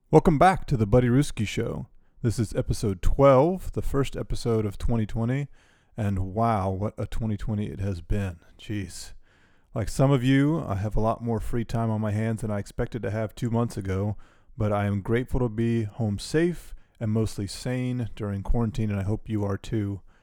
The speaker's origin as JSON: {"language": "English", "town": "Durham", "region": "North Carolina", "country": "United States", "tie": "born or raised there", "said": "David and I grew up in Durham together"}